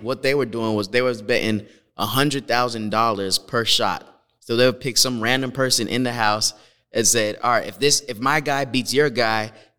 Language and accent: English; Canada; Canadian. {S2} I know. {S3} We both Canadian.